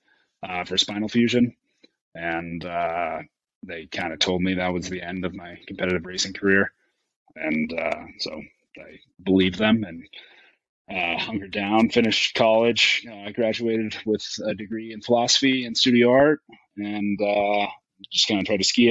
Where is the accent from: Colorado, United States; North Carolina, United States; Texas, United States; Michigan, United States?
Colorado, United States; Aspen; I grew up in Aspen, Colorado, third generation there